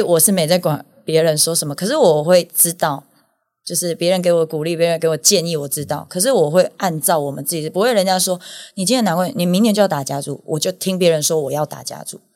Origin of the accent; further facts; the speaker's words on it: Yunlin County, Taiwan; 我们全部都是云林人，我自己也是，我很以，我自己是云林的